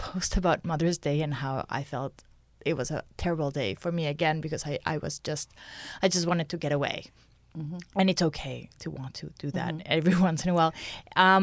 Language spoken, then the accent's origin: English; Mexico; moved away as an adult; now in Canada; I'm from Mexico